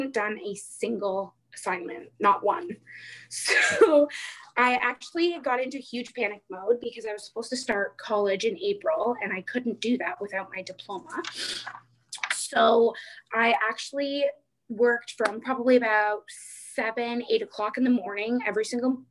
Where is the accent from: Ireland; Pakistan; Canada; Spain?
Canada; Mattawa, Ontario; moved away as an adult; now in Ottawa Valley, Canada; So I am originally from Mattawa, which is about 40 minutes before you hit North Bay